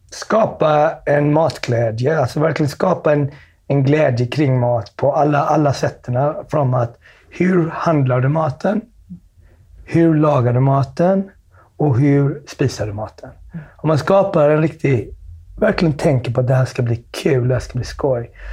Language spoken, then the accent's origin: Swedish; Smögen, Västra Götaland, Sweden; Jag växte upp på Smögen